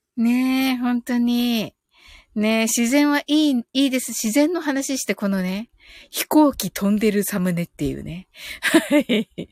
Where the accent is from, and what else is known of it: Kyushu, Japan